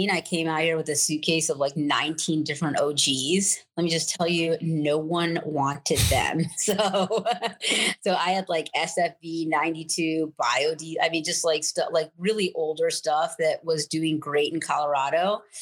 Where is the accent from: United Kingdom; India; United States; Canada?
India; I mean, I'm Indian.